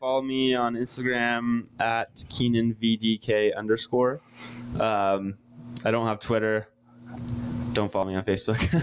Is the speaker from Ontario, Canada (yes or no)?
yes; Bowmanville, Ontario, Canada; I'm from east of Toronto, uh, what used to be a small town called Bowmanville